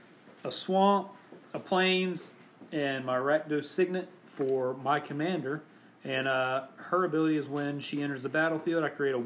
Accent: Gainesville, Florida, United States; also born or lived in Alabama; I was born in Gainesville, lived in Trenton for a little bit. That's where my mom and dad are from.

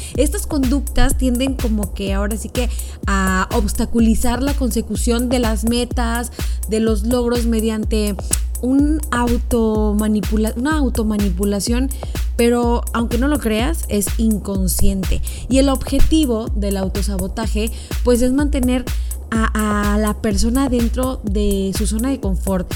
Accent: Mexico; somos mexicanos

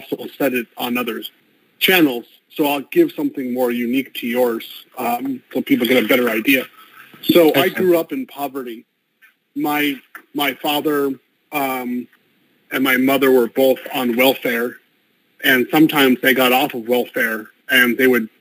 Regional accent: United States; moved away as an adult; I'm American, African-American. I was born in the United States, and I've lived abroad over 18 years total.

